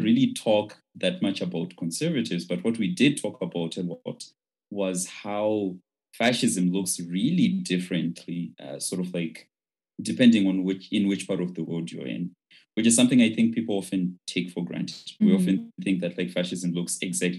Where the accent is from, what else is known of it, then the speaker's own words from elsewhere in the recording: Chegutu, Mashonaland West, Zimbabwe; English is a second language; moved away as an adult; I'm from Chegutu in Zimbabwe.